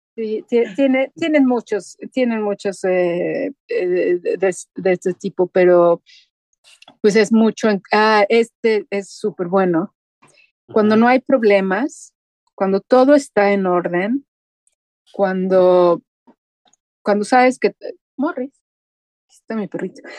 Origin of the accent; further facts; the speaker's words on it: Mexico; moved away as an adult; now in Sweden; mi responsabilidad como mexicano en el extranjero es lo que yo haga representa a todo un país. Ahora soy la mexicana en la radio sueca